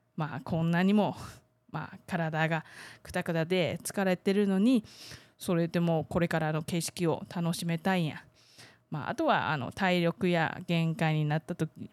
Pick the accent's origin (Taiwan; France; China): Taiwan; 台湾生まれ台湾育ち